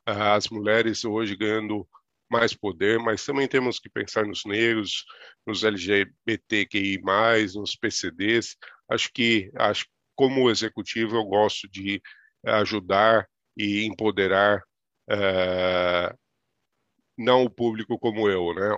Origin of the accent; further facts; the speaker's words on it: interior of São Paulo, Brazil; E sou do interior de São Paulo, Ali eu me criei